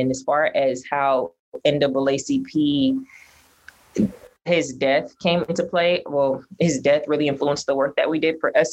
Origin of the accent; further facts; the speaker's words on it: Pasadena, California, United States; I was born and raised in Pasadena, and I somewhat grew up in like Pasadena politics.